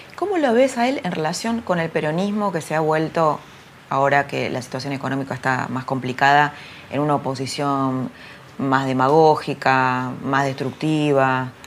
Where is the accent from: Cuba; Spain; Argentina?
Argentina; Somos, somos violentos los argentinos